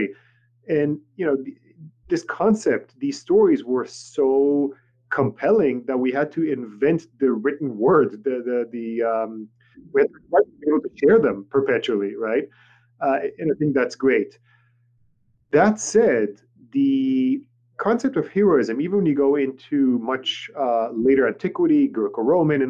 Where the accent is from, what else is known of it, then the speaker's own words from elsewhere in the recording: Tel Aviv, Tel Aviv District, Israel; first language Hebrew; English is a second language; moved away; I grew up in Tel Aviv, Israel